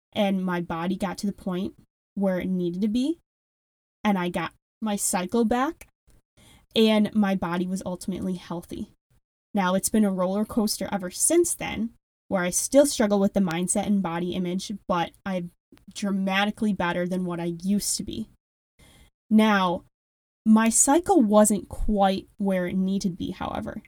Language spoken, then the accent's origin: English; Wisconsin, United States; accent: strong Midwestern; I do have a very strong Midwestern accent. I am from Wisconsin